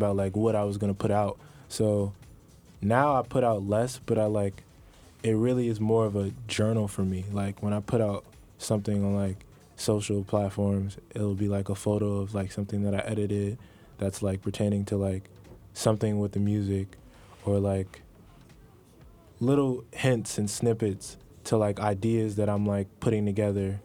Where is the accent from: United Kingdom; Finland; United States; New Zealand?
United States; New Jersey; I'm from New Jersey